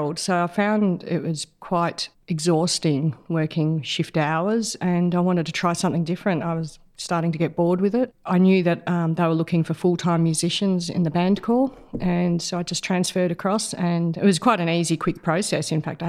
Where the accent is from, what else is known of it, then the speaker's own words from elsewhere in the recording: Melbourne, Victoria, Australia; also born or lived in Queensland / Canberra; I was born in Melbourne, moved around a lot from country Victoria to outback Queensland, Canberra when I was a child for a year or two, and eventually ended up back in Melbourne as a mid-teens